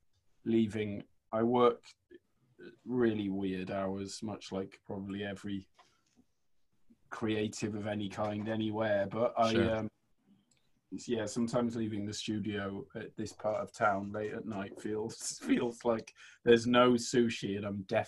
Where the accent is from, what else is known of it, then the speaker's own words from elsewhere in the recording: Cardiff, Wales, United Kingdom; moved away as an adult; also born or lived in New York; now in United States; But I grew up in Cardiff in Wales, and that was like infinitely rougher than New York, which I was not expecting, you know, from growing up in Wales.